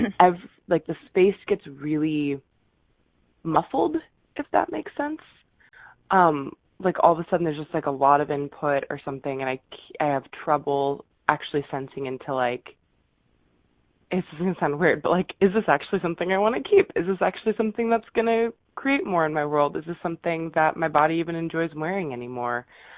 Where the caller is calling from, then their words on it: Seattle, Washington, United States; I'm calling from Seattle.